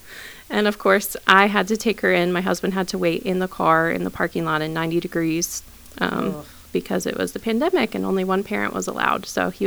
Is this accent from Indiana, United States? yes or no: no; Baltimore, Maryland, United States; now in Shenandoah Junction, United States; I live in Shenandoah Junction, West Virginia. My husband was born and raised here. I grew up in Baltimore.